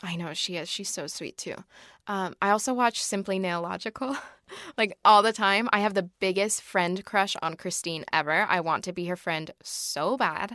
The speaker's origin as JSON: {"language": "English", "region": "Oregon", "country": "United States", "said": "I'm from Oregon."}